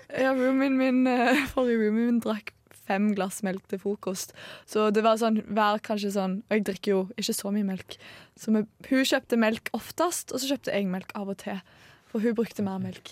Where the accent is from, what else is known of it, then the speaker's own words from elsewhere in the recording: Stavanger, Rogaland, Norway; accent: Stavanger dialect; 21 år fra Stavanger. Så da må dere høre på dialekten min